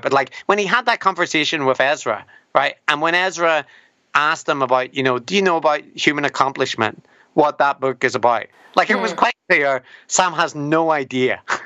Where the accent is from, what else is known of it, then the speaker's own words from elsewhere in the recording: Northern Ireland, United Kingdom; as a Northern Irish person with a beard